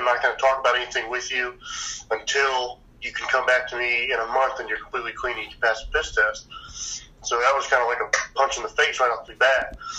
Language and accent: English; Indiana, United States; My story pretty much is I grew up in Indiana my whole life